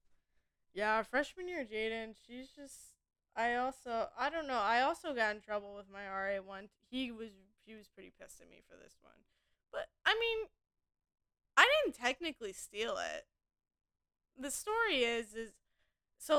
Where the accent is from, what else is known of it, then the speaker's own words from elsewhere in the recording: Indiana, United States; also born or lived in Michigan; I'm from Indiana, and, like, I don't know if, like, I just live in, like, too small of a town